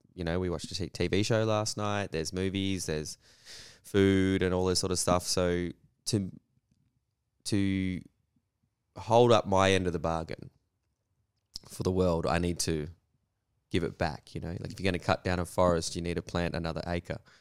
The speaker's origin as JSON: {"language": "English", "region": "Western Australia", "country": "Australia", "tie": "born or raised there", "said": "I grew up in Western Australia through the, you know, eighties and nineties"}